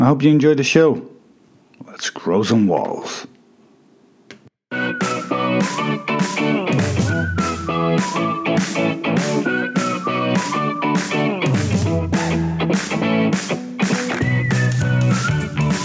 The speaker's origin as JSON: {"language": "English", "country": "Netherlands", "also_born_or_lived": "Canada / Thailand / China", "moved": "as an adult", "said": "I'm from Holland"}